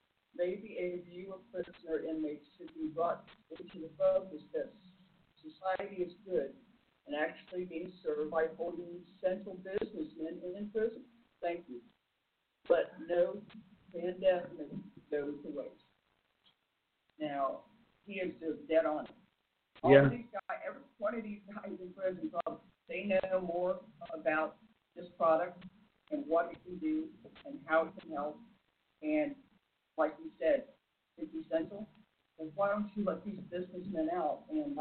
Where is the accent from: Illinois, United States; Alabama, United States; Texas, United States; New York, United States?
Illinois, United States; such as my home state of Illinois